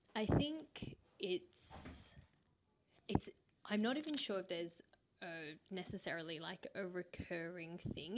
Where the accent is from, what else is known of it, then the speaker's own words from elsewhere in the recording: Australia; growing up in Australia